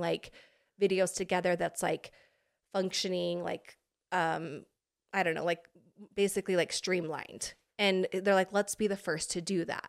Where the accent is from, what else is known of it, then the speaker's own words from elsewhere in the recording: Pocatello, Idaho, United States; moved away as an adult; now in California, United States; I am an Idaho girl